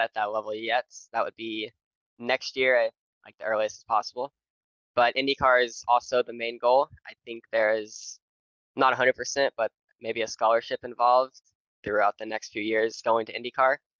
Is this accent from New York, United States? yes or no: no; Nashville, Tennessee, United States; I'm from Nashville, Tennessee